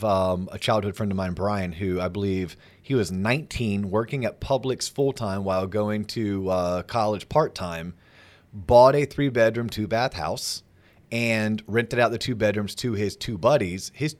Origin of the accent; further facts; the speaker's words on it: Tennessee, United States; now in Austin, United States; really know if I like Austin, Texas, but I went to college here and I got my first job here, but maybe I'm originally from Tennessee and I have a feeling I may want to get back.